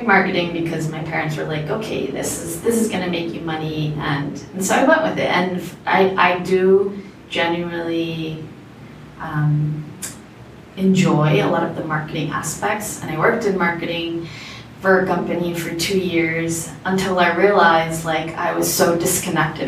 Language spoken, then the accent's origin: English; South Florida, United States; born or raised there; also born or lived in Bogota, Colombia / Orlando, Florida; now in Medellin, Colombia